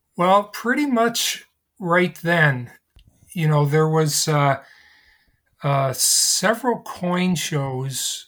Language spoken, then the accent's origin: English; Canada; I'm a Canadian living in Canada